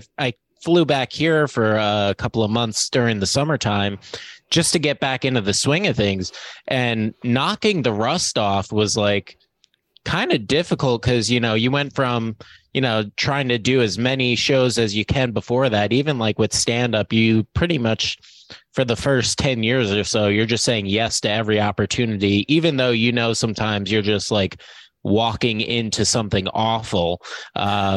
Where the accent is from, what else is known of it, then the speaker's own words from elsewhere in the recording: East Coast, United States; also born or lived in Los Angeles; now in New York, United States; I'm from the East Coast originally